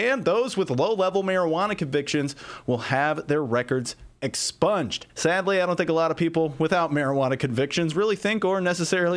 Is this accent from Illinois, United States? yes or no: yes; Alton, Illinois, United States; I am from Alton.